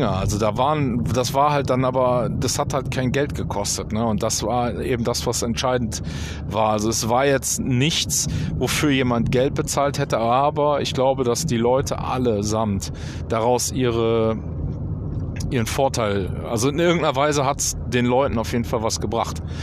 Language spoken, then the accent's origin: German; North Rhine-Westphalia, Germany; haben dann aber äh, in äh, zurück in meine Heimat. Hier im Oberbergischen haben wir dann äh, Familienplanung äh, äh gemacht